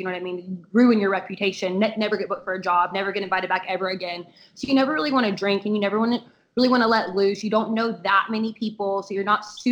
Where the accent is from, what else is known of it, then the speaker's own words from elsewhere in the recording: the South, United States; I'm from the South